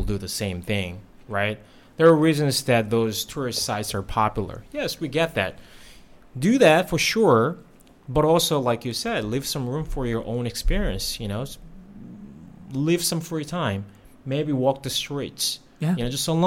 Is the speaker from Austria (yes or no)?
no; South Korea; also born or lived in United States; now in Thailand; I grew up in Korea